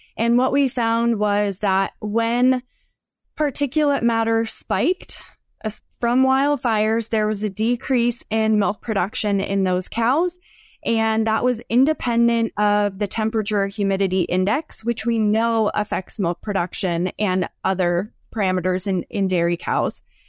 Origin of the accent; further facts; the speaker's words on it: Northeast, United States; moved away as an adult; also born or lived in Southeastern United States / Florida; now in Idaho, United States; I'm from the, the Northeast, and then spent time in the Southeast for graduate school